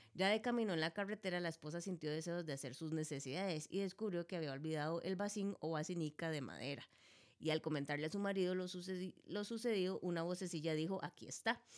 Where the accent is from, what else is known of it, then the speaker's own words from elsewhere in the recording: Costa Rica; nosotros como costarricenses